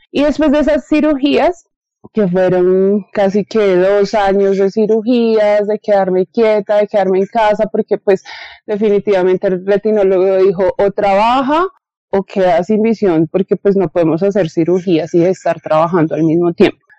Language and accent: Spanish; Bogotá, Colombia; yo nací acá en Bogotá